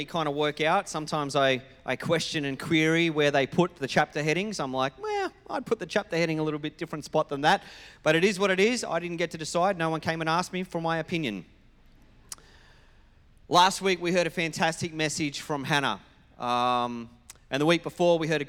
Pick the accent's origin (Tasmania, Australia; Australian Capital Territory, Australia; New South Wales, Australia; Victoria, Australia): New South Wales, Australia; now in Queensland, Australia; as someone who comes from New South Wales as my state of origin.